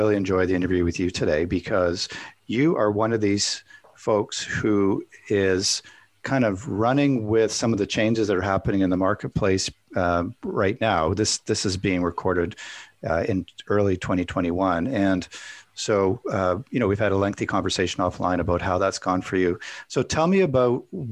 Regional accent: Canada; I'm Canadian

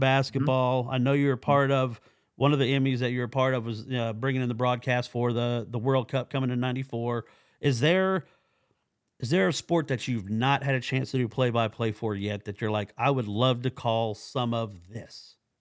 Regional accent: Oklahoma, United States; also born or lived in Virginia Beach; I'm from Oklahoma

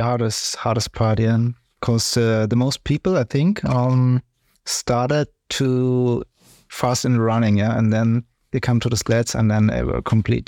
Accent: Ingolstadt, Bavaria, Germany; English is a second language; I'm also from Ingolstadt

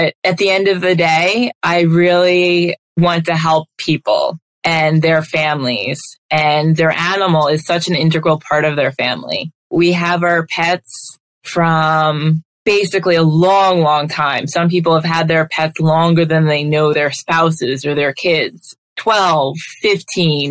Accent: Long Island, New York, United States; also born or lived in Delaware / Minnesota / Atlanta; I grew up here on Long Island

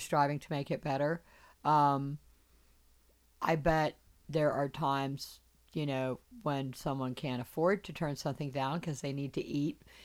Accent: Charleston, South Carolina, United States; I'm from South Carolina, I'm from Charleston

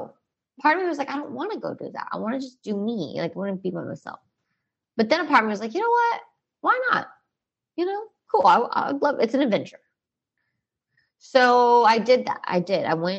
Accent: Texas, United States; hey, I'm from Texas.

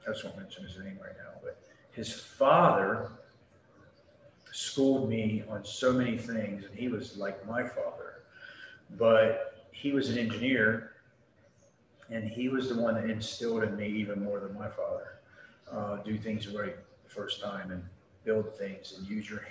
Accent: Baltimore City / Carroll County, Maryland, United States; also born or lived in Amarillo, Texas / Memphis, Tennessee; now in Panama City, United States; when I moved from Baltimore City to Carroll County, and then living in the rural farmland, and then getting picked on for being an adopted kid

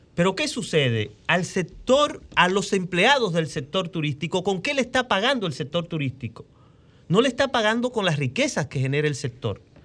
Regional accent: Dominican Republic

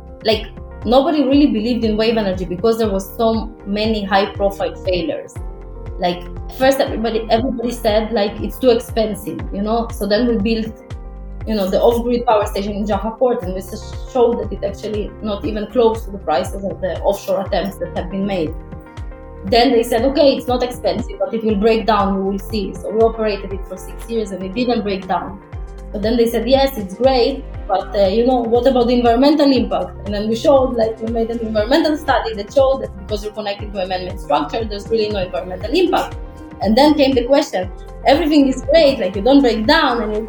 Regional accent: Ukraine; also born or lived in Israel; now in Tel Aviv, Israel; I live in Israel, but I wasn't born here. I was born in Ukraine in 1986.

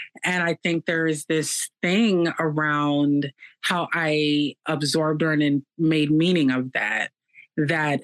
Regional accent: Minneapolis, Minnesota, United States; moved away as an adult; also born or lived in New York; growing up in Minneapolis

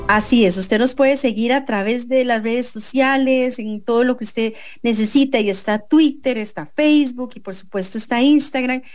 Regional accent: Costa Rica; como costarricenses

